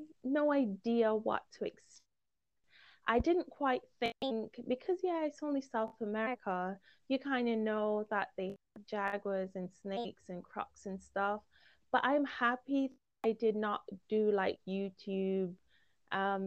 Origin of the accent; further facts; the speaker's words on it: Jamaica; also born or lived in Guyana / Romania; now in United Kingdom; growing up in Jamaica